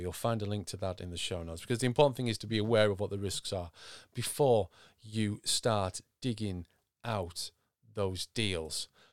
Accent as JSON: {"language": "English", "region": "Yorkshire and the Humber", "country": "United Kingdom", "said": "I'm from Yorkshire"}